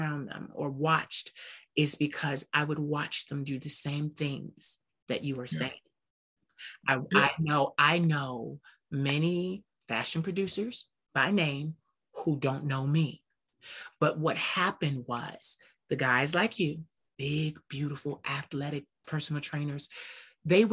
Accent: Philadelphia, Pennsylvania, United States; I'm from Philadelphia.

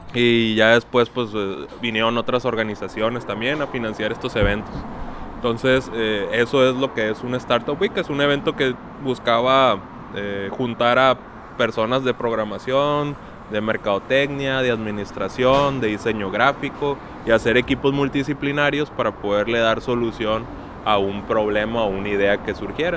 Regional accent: Mexico; como, como mexicanos

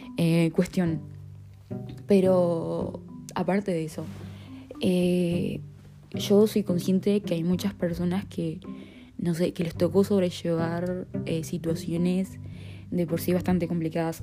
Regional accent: Uruguay; pero de Uruguay

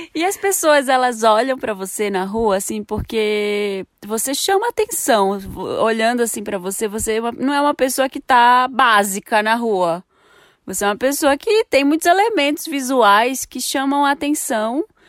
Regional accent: Belém, Pará, Brazil; moved away; Eu sou de Belém

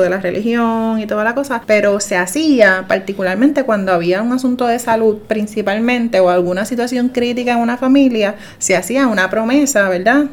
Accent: Juncos, Puerto Rico; mi pueblo en Junco

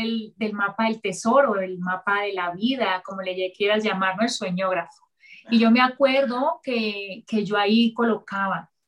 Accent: Colombia; Sí, soy colombiana.

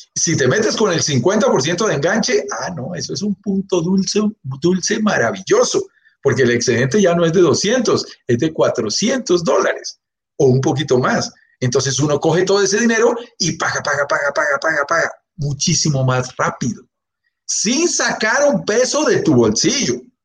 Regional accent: Bogotá, Colombia; yo soy colombiano de pura cepa, nacido en Bogotá, vivo en Bogotá, mi familia es colombiana

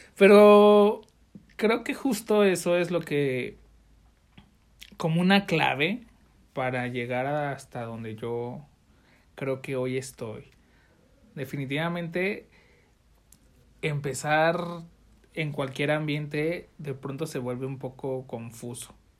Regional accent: Mexico City, Mexico; now in Jalisco, Mexico; yo soy de la Ciudad de México

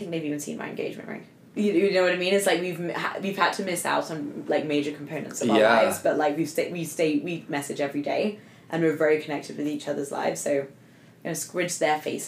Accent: England, United Kingdom; moved away; I'm going back to England. My being English

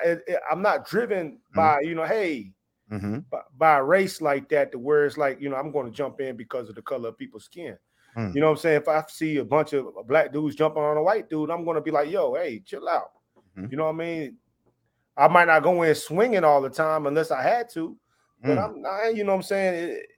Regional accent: the South, United States; moved away as an adult; I'm from the South, man. I lived in the South, you know what I'm saying, until I joined the military.

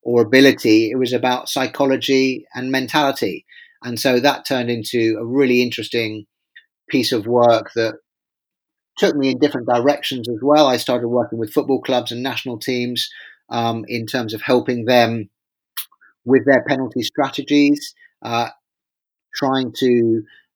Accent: England, United Kingdom; as an Englishman

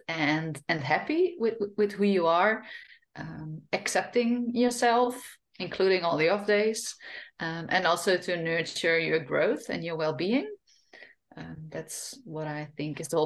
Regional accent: Friesland, Netherlands; first language Frisian; English is a second language; moved away as an adult; also born or lived in France / Australia; now in Spain; growing up in a Frisian family is that I grew up speaking Frisian, not Dutch at home

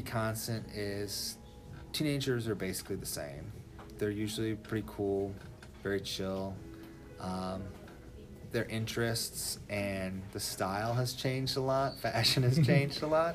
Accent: Ottawa, Illinois, United States; moved away as an adult; now in Monticello, United States; I'm from Ottawa, Illinois, which is like 2 hours north of here.

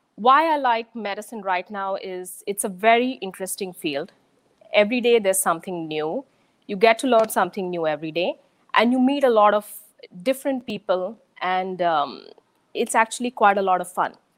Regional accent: Pune, Maharashtra, India; moved away as an adult; also born or lived in Chennai, India; now in United States; I'm from Pune in India, but I'd say my childhood is sort of I've lived in Pune. I've changed a couple of schools there. I've lived in Chennai

